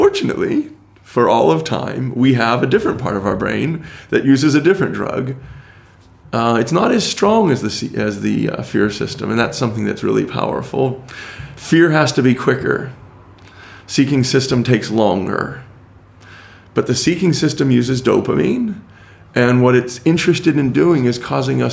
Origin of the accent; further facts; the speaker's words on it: United States; as an American.